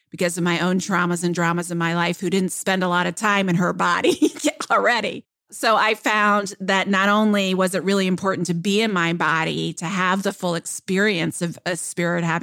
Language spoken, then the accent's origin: English; Kenya; first language Luo; English is a second language; because in my native uh, language or in my mother tongue, which is Luo